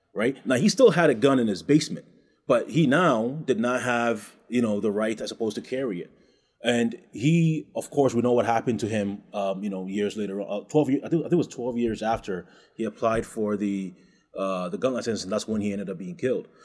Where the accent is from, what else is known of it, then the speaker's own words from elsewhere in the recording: Ghana; moved away; also born or lived in Canada / United States; I'm from West Africa